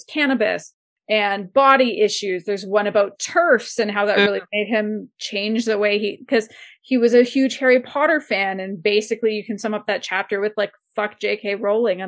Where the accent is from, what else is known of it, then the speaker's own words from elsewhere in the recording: Windsor, Ontario, Canada; now in Calgary, Canada; Windsor, Ontario, which is where I grew up, right on the Windsor-Detroit border.